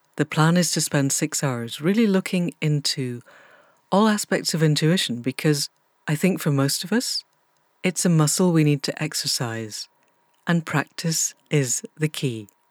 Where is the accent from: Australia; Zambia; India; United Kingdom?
United Kingdom; Scotland; moved away; also born or lived in England; I grew up in Scotland